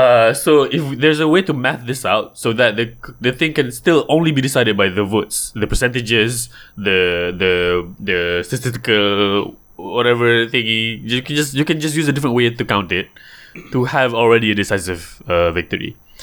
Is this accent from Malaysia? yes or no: yes; Johor, Malaysia; I can say this because I'm from Johor.